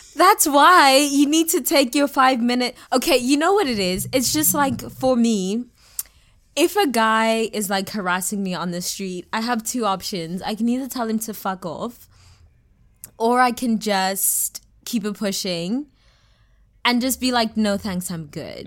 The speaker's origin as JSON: {"language": "English", "town": "Johannesburg", "region": "Gauteng", "country": "South Africa", "said": "So I'm South African, and what I've noticed, I'm from Joburg specifically"}